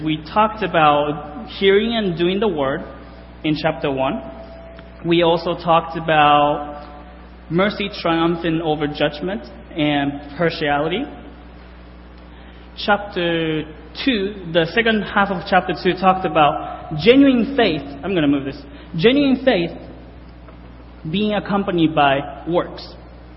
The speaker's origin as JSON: {"language": "English", "country": "Japan", "tie": "born or raised there", "moved": "as an adult", "lives_now": "United States", "said": "I'm from Japan. I grew up in Japan, graduated high school in Japan, and came over to the States in 2008"}